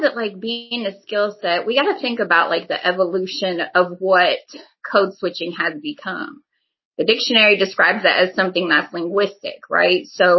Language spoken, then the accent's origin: English; Midwest, United States; again, growing up in the Midwest, you know, looking at things from a black-white perspective